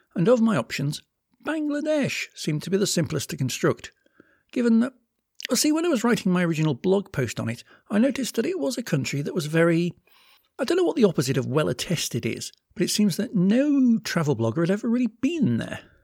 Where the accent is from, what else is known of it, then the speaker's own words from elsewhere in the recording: United Kingdom; I'm also British